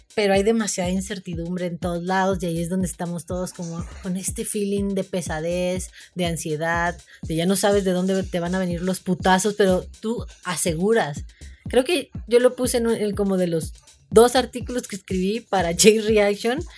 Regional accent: Mexico; como mexicanos

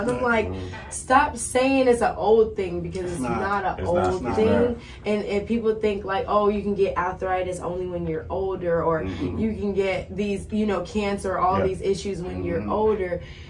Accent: San Diego, California, United States; I am originally from San Diego, California.

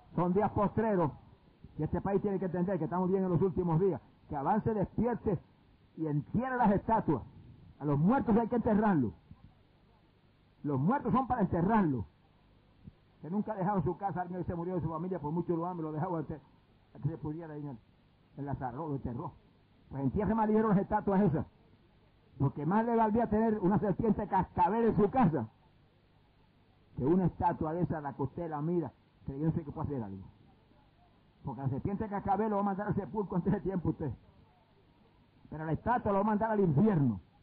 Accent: Puerto Rico; en mi país

